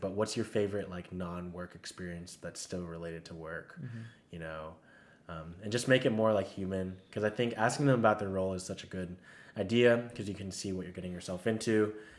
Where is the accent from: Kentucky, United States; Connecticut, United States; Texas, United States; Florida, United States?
Texas, United States; I'm from Texas